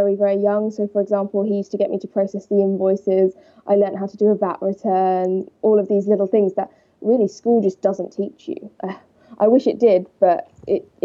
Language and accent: English; Walton-on-Thames, South East England, United Kingdom; I grew up in Surrey, Walton-on-Thames